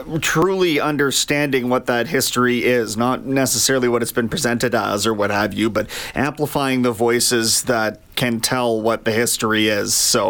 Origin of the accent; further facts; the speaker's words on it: Kamloops, British Columbia, Canada; Well, there was no hiding from the fact that the residential school was sitting there right in, not the heart of town, but in town.